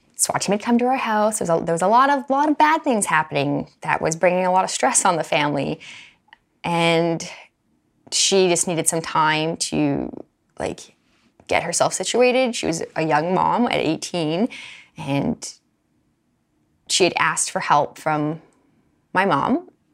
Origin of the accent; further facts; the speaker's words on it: Alberta, Canada; I grew up in Alberta.